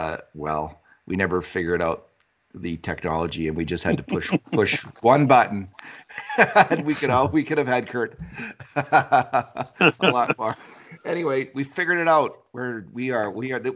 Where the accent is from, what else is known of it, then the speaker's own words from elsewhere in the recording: Devon, Alberta, Canada; my hometown, Devon